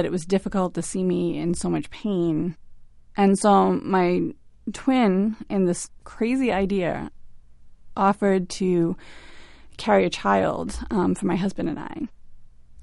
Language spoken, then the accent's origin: English; Quincy, Massachusetts, United States; I'm from Quincy, Massachusetts.